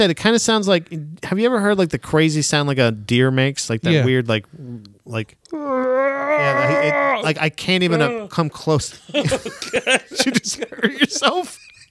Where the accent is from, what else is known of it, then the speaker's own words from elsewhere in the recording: Florida, United States; I'm from Florida.